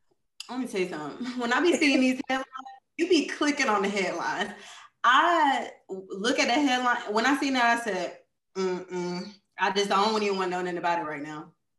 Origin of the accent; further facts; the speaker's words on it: Brooklyn, New York, United States; I'm from Brooklyn.